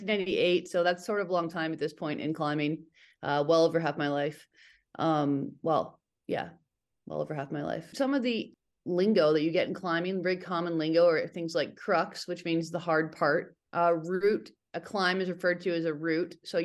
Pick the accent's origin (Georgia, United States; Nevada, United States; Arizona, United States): Nevada, United States; Reno; I grew up in Reno, Northern Nevada, and it's near Lake Tahoe, and there's a fair amount of rock there.